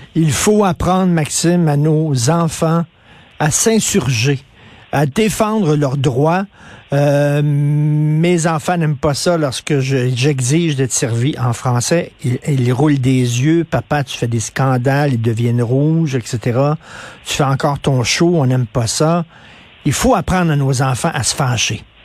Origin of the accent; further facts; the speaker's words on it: Quebec, Canada; chez nous, au Québec